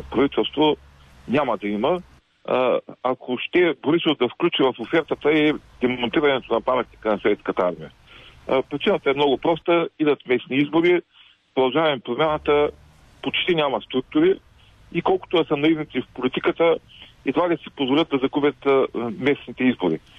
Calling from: Ruse, Ruse Province, Bulgaria; от Русе.

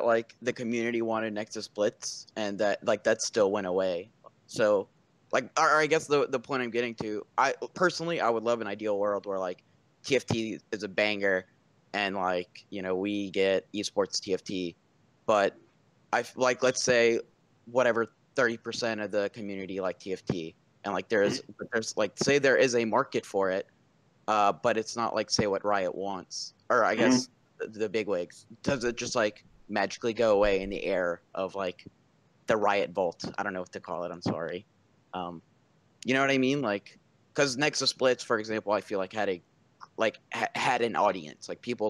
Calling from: Prairieville, Louisiana, United States; Oh, I'm calling from Prairieville, Louisiana.

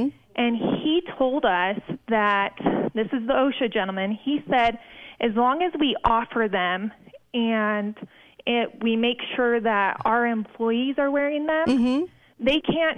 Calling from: Nevada, United States; I'm calling from Nevada.

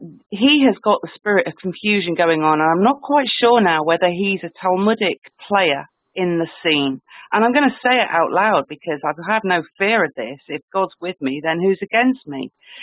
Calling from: England, United Kingdom; I'm in England.

